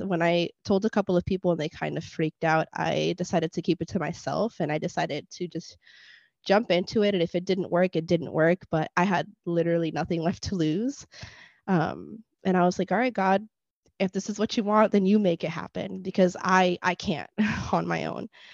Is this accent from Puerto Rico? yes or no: yes; Puerto Rico; first language Spanish; English is a second language; I was born in Puerto Rico